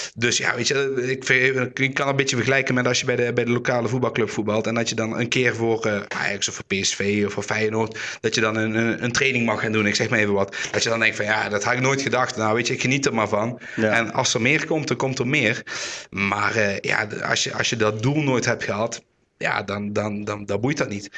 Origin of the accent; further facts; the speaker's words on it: Roermond, Limburg, Netherlands; ik kom uit Roermond